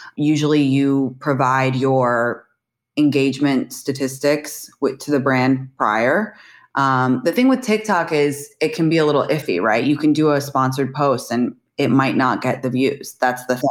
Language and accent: English; London, United Kingdom; moved away as an adult; also born or lived in San Francisco / New York; now in United States; I am actually from London, England originally. I moved to America to go to college.